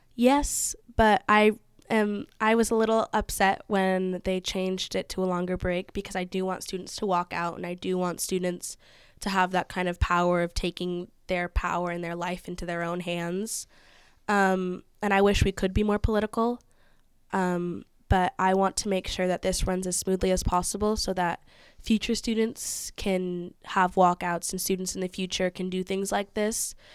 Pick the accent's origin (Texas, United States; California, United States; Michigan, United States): California, United States; Napa; growing up in Napa